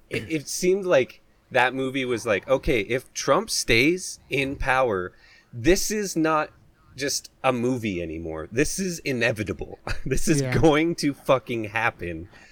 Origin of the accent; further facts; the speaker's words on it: Canada; we're Canadian